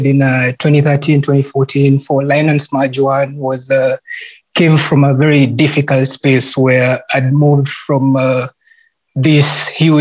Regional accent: Kenya; as a Kenyan artist

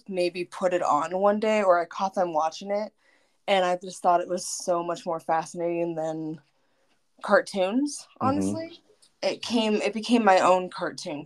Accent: Reno, Nevada, United States; I'm from Reno, Nevada.

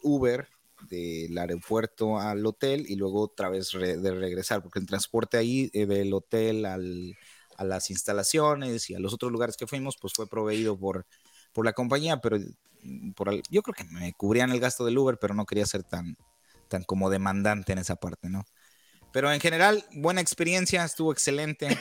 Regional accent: Mexico; now in United States; como buen mexicano

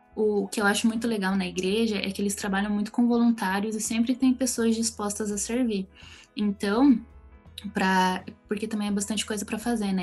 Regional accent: Curitiba, Paraná, Brazil; E eu sou aqui de Curitiba

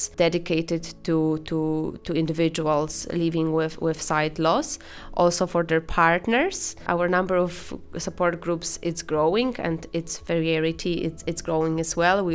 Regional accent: Poland; English is a second language; moved away as an adult; now in Ireland; I'm originally from Poland, as you can probably tell based on my accent

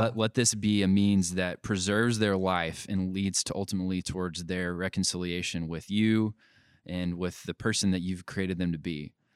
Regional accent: United States; we have certain rights as Americans

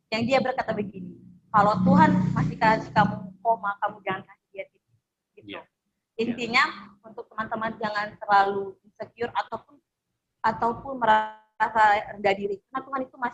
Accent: North Sumatra, Indonesia; now in Jember, Indonesia; Dan saya ini asalnya dari Sukunya, Sumatera Utara

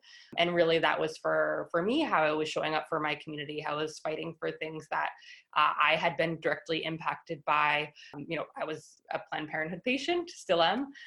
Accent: New York City, New York, United States; So I grew up here in New York City. I grew up in Manhattan

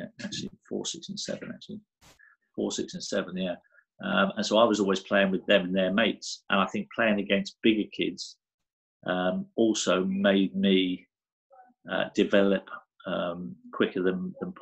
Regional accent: Guernsey; I loved growing up in Guernsey.

